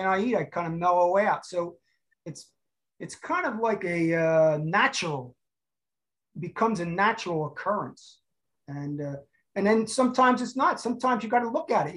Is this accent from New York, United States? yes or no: no; Cherry Hill, New Jersey, United States; now in Huntington Beach, United States; I was from South Jersey, outside of Cherry Hill.